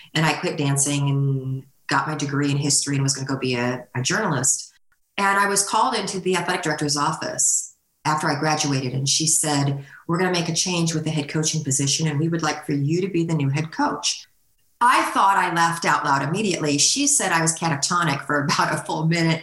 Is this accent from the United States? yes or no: yes; California, United States; moved away as an adult; now in Northwest Arkansas, United States; I grew up in California